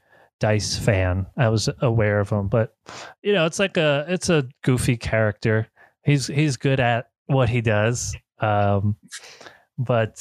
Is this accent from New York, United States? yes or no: yes; New York City, New York, United States; I grew up in the Bronx, you know, and in Brooklyn, like, you know, Canarsie and Bensonhurst